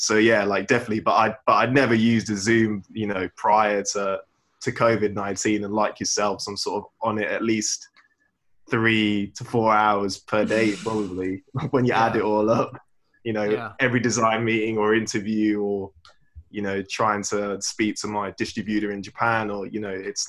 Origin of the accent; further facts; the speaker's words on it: England, United Kingdom; like when I was worked at this like streetwear store in Leicester, because I'm from the Midlands